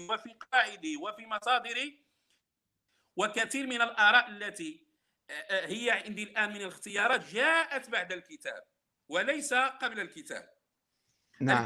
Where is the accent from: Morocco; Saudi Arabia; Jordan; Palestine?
Morocco; عندنا في المغرب